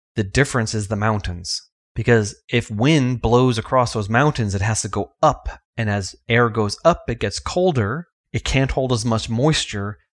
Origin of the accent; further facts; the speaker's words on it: New York, United States; also born or lived in Miami; now in Georgia, United States; growing up in New York, even living in Georgia